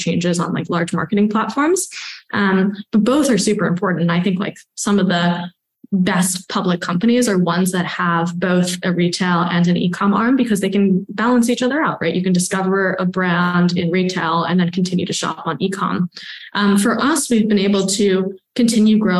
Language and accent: English; New York, United States; also born or lived in Stanford, California; I grew up here on the Upper West Side. Actually, I was born in Chinatown, grew up on the Upper West Side.